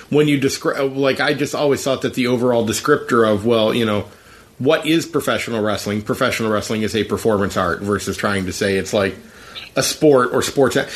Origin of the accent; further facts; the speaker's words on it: Philadelphia, Pennsylvania, United States; moved away; I was from Philadelphia, right?